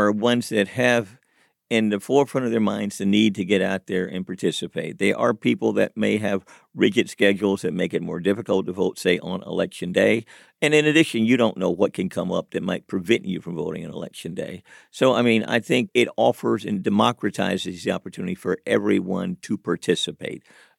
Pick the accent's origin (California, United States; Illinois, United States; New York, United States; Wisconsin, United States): Illinois, United States; Chicago; Historically, when I was growing up in Chicago, you had to vote on that first Tuesday in November or whenever that primary might be held in May or whatever it might have been.